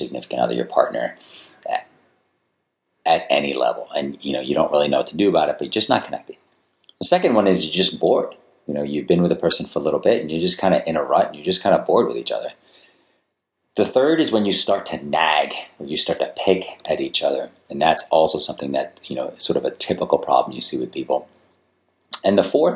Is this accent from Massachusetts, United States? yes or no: yes; Attleboro, Massachusetts, United States; I grew up in Attleboro, Massachusetts.